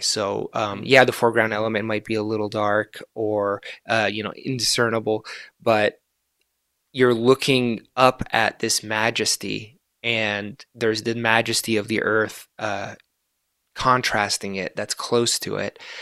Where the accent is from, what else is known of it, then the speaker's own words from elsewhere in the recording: Florida, United States; first language Arabic; English is a second language; also born or lived in Gaza, Palestine / Egypt; now in Reno, United States; we were exiled to, to Florida. So I've lived in the United States for most of my life